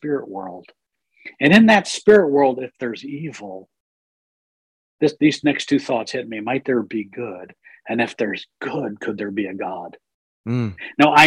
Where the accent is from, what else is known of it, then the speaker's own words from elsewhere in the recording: Reading, Pennsylvania, United States; moved away as an adult; also born or lived in Asia; I grew up in just outside of Philly, a city called Reading